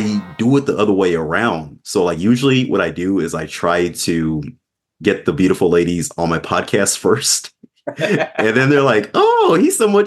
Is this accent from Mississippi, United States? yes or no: no; Omaha, Nebraska, United States; moved away as an adult; now in Las Vegas, United States; I grew up in Omaha, Nebraska.